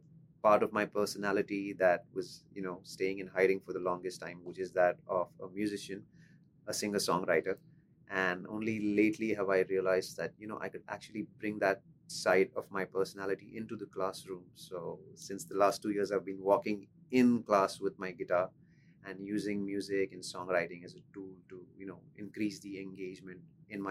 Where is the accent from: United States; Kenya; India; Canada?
India; Pune, Maharashtra; So I'm from Pune. It's a city in the state of Maharashtra in India.